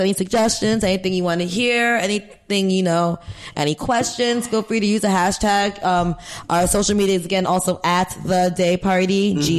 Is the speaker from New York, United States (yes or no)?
yes; New York, United States; now in Ghana; I'm a Scorpio from New York.